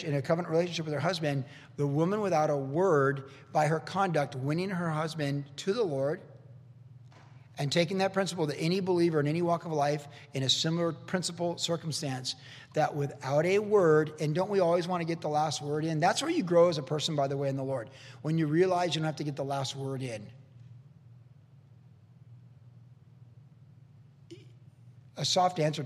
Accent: the South, United States; I grew up in the South

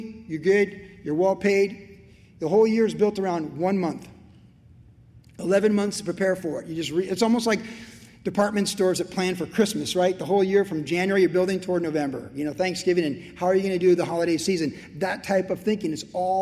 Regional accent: United States; as an American

